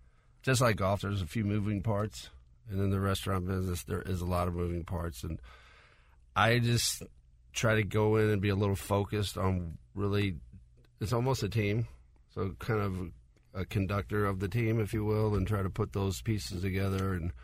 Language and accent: English; Calabria, Italy; Yeah, so we're from Calabria, which is the southernmost tip of Italy. It's the poorest region in Italy.